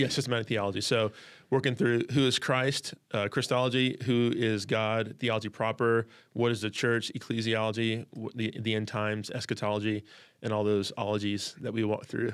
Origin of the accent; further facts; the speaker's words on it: California, United States; also born or lived in Chicago, Illinois, United States; we moved from Chicago to California. I was six